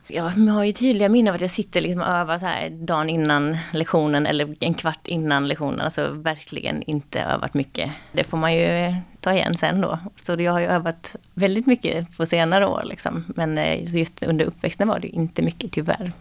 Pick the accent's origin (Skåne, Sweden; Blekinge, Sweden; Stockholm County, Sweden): Blekinge, Sweden; Karlshamn; moved away